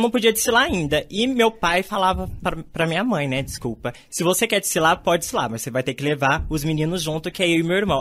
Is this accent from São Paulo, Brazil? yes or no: yes; Batatais, São Paulo, Brazil; moved away; Batatais era minha aldeia